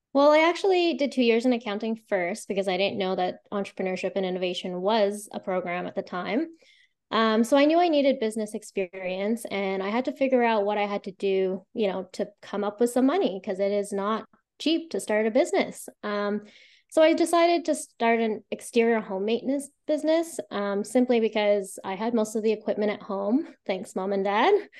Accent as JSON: {"language": "English", "town": "Calgary", "region": "Alberta", "country": "Canada", "tie": "born or raised there", "moved": "as an adult", "lives_now": "Ottawa Valley, Canada", "said": "I was born and raised in Calgary."}